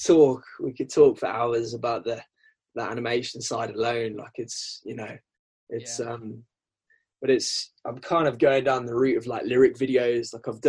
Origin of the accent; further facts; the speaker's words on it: England, United Kingdom; accent: South African; Yeah, it's a twang of South African. My parents are South African. So I mean, I was born in England